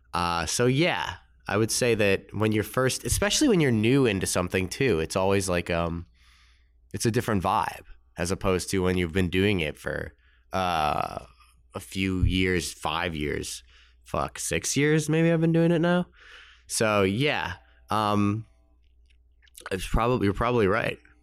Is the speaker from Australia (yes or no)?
no; Winnetka, Illinois, United States; I grew up in Chicago. You know, there's a, it's a town called Winnetka